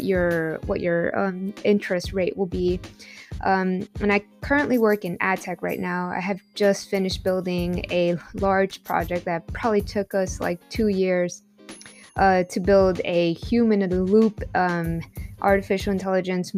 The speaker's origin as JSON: {"language": "English", "town": "Compton", "region": "California", "country": "United States", "tie": "born or raised there", "also_born_or_lived": "Lynwood, California / Tijuana, Mexico", "said": "I grew up in Compton, California, Linwood, California"}